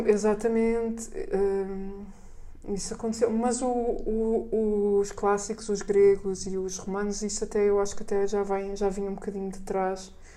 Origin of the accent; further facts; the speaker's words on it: Portugal; havia uma boa biblioteca da Gulbenkian na pequena vila onde eu cresci